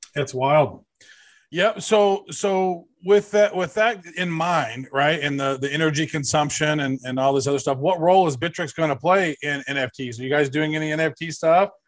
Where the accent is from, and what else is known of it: United States